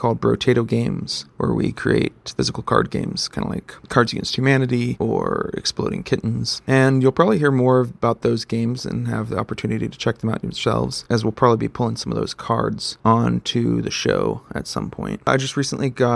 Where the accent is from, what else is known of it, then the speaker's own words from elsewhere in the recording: Texas, United States; moved away as an adult; also born or lived in San Antonio, Texas; now in Boise, United States; But I am originally from Texas.